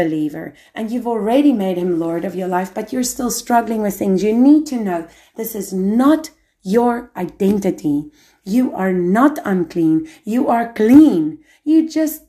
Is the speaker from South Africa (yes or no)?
yes; South Africa; moved away; I'm African, I'm South African